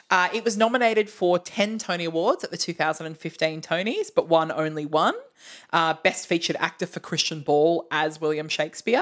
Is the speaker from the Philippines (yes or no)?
no; Australia; We're from Australia